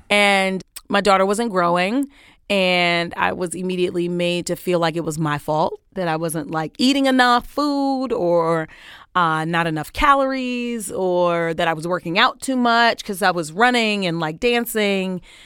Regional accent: New York City, New York, United States; moved away as an adult; also born or lived in Washington, D.C.; I grew up, uh, on Crown Street between Troy and Albany for all my Brooklynites

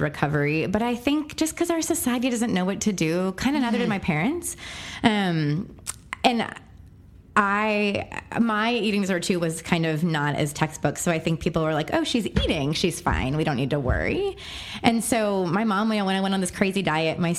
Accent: Texas, United States; also born or lived in Pennsylvania; I moved from Pennsylvania to Texas against my will at the ripe age of 8

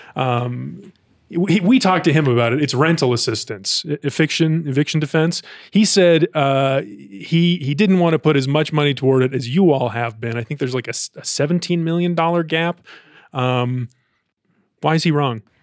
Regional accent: Ohio, United States; now in Denver, United States; Ohio, my home state, my birth state

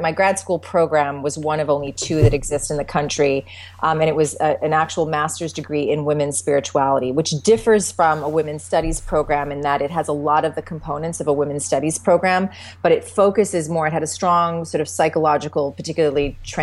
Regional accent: the Canadian prairies, Canada; moved away as an adult; now in California, United States; I grew up in this, you know, on the prairies in Canada, you know, rural upbringing

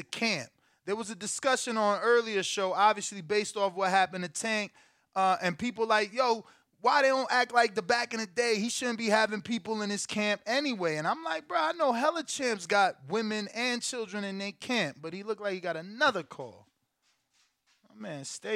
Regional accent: New Jersey, United States; I'm from Jersey

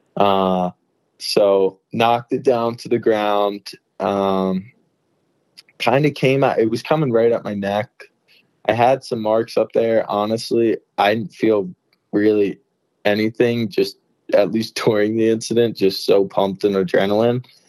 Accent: New Jersey, United States; moved away; I'm originally from Jersey

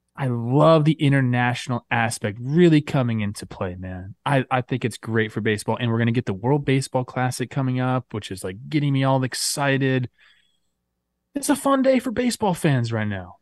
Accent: United States; I'm American.

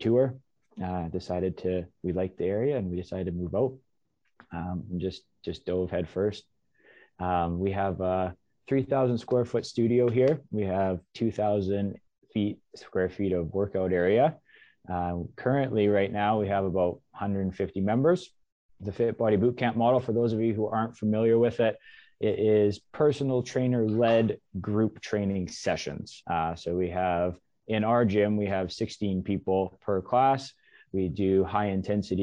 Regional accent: Alberta, Canada; moved away as an adult; now in Coquitlam, Canada; I'm born and raised in Alberta

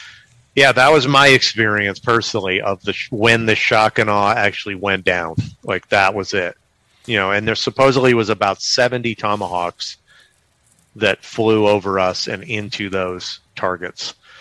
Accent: Halabja, Kurdistan Region, Iraq; And we're from Halabja.

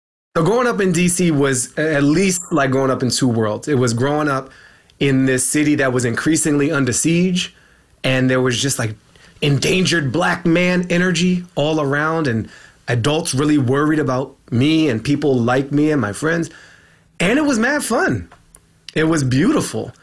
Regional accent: Washington, District of Columbia, United States; I was born in George Washington University Hospital

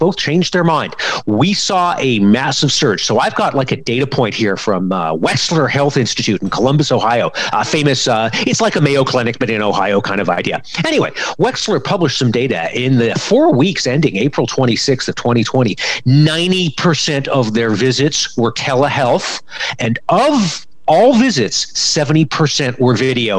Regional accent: Canada; As a Canadian and as a Canadian parent

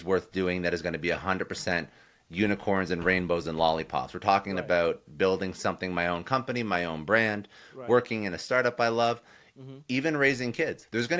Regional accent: Ottawa, Ontario, Canada; also born or lived in Toronto; Raised in Canada. Most of my young life I was actually in Ottawa, which is the capital of Canada.

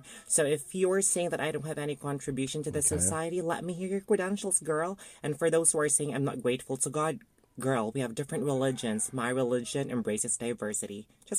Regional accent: Philippines; I am from the Philippines.

